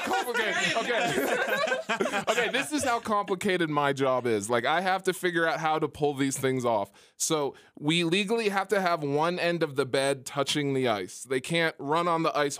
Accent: Canada; I'm Canadian, too

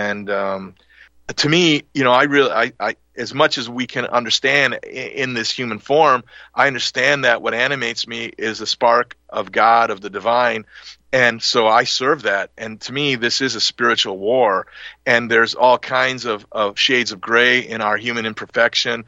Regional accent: Milwaukee, Wisconsin, United States; we moved from the Italian part of Milwaukee into the center of it to get a bigger house and go to another different Catholic school

